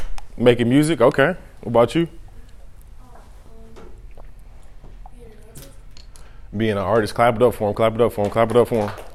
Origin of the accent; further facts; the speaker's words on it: Peoria, Illinois, United States; I'm from Peoria, Illinois. I got 10 siblings